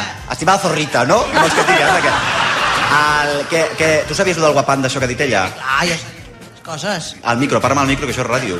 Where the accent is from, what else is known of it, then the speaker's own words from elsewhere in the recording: Barcelona, Catalonia, Spain; jo soc d'Esquerra de l'Eixample